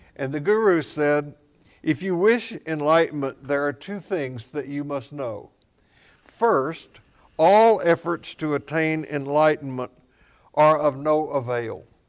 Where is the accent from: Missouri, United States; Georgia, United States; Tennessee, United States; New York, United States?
Tennessee, United States; I grew up in Tennessee, south of Kentucky, where, uh, Mammoth Cave is